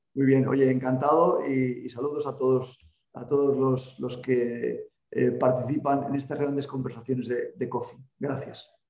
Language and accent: Spanish; Salamanca, Castile and León, Spain; now in Pamplona, Spain; nací en Salamanca